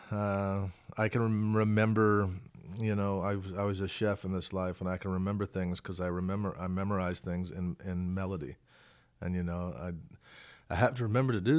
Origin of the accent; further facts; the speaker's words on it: Arkansas, United States; also born or lived in Georgia; I'm from Arkansas, so is mm-hmm. Blaze. Right. My dad moved to Georgia, so I spent a lot of time in Georgia, about 40 miles from where those guys were living